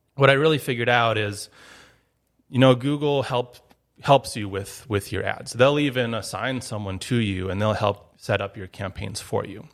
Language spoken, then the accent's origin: English; Duluth, Minnesota, United States; moved away as an adult; also born or lived in Eau Claire, Wisconsin; now in Grand Forks, United States; I grew up in Duluth, Minnesota